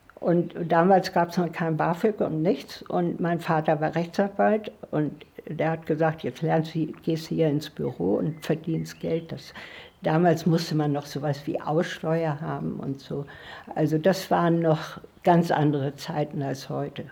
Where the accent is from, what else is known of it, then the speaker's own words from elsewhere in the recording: Northern Germany, Germany; moved away; also born or lived in Swabia; ich musste ja als Norddeutsche überhaupt erst mal ähm, mit der schwäbischen Küche überhaupt mich anfreunden